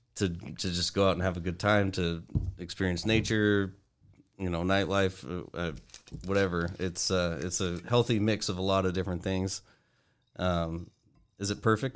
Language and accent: English; Aberdeen, Washington, United States; I grew up in Aberdeen, Washington, the west side of the state